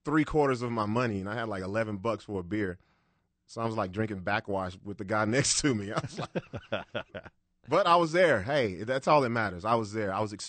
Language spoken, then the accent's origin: English; Long Beach, California, United States; born there; also born or lived in Dallas; now in Albuquerque, United States; So I was born in Long Beach, Cali. I moved here to Albuquerque from Dallas.